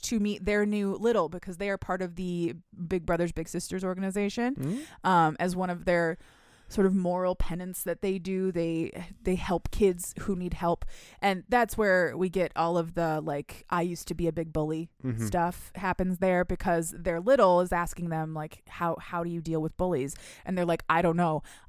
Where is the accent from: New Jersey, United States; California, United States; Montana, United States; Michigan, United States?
Michigan, United States; that's because I'm from Michigan and we don't have clubs here